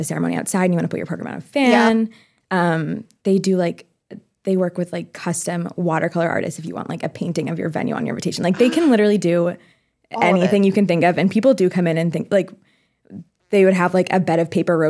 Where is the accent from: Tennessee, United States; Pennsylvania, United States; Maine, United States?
Maine, United States; moved away; I'm from Maine originally, and my family still lives there